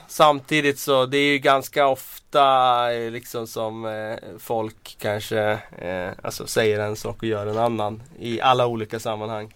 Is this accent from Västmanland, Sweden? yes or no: yes; Västmanland, Sweden; accent: broad Västmanland dialect; now in Stockholm, Sweden; jag, eh, pratar ganska bred västmanländska